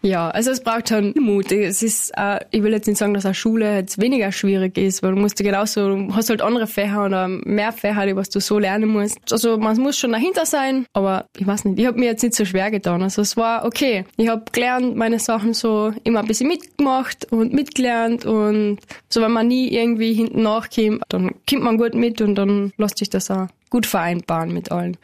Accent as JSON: {"language": "German", "town": "Flattach", "region": "Carinthia", "country": "Austria", "tie": "born or raised there", "said": "in der Fragand oben, also mein Heimatort"}